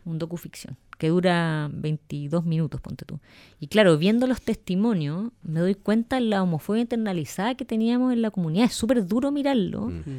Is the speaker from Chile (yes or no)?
yes; Santiago, Santiago Metropolitan Region, Chile; also born or lived in Talcahuano, Chile; yo nací en Talcahuano y me vengo a los tres años a Santiago.